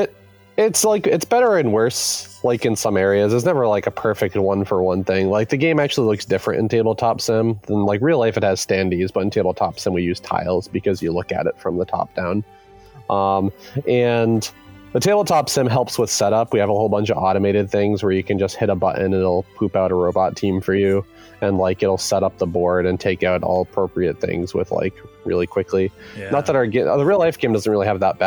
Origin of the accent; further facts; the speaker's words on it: Massachusetts, United States; now in Washington, United States; We are a board game development studio based in Washington, though we're all originally from Massachusetts.